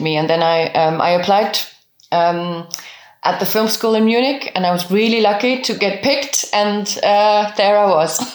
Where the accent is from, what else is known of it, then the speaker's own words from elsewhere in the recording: Luxembourg; first language French, German, Luxembourgish; English is a second language; also born or lived in Bavaria; now in Germany; we spoke French and German at home, and, and, and I learned Luxembourgish through school and my friends.